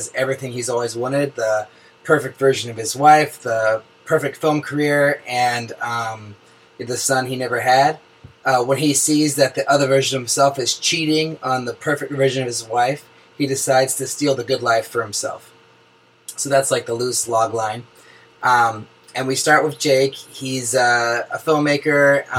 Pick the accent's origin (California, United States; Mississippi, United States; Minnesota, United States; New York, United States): California, United States; Oakland; Just a little background on me first. I'm a filmmaker from Oakland, California.